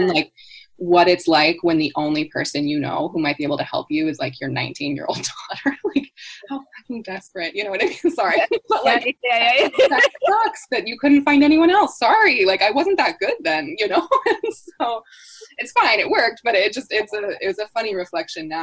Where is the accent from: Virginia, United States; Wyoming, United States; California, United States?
California, United States; moved away; I was born and raised in California in the United States, and I now live quite far from there